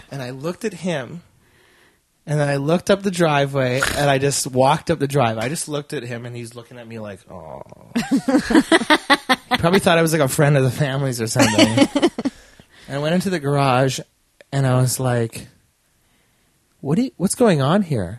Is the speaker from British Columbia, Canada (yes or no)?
no; Edmonton, Alberta, Canada; I'm from Millwoods.